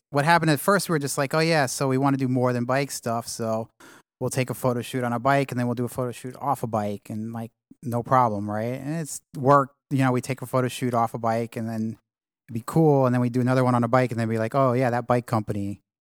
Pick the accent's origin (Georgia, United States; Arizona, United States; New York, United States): New York, United States; New York City; moved away as an adult; also born or lived in California / London; I grew up in, in Manhattan